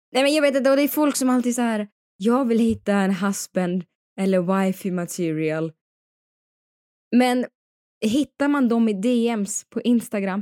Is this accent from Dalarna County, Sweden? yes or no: yes; Dalarna County, Sweden; also born or lived in Paris; now in Stockholm, Sweden; jag kommer också från Dalarna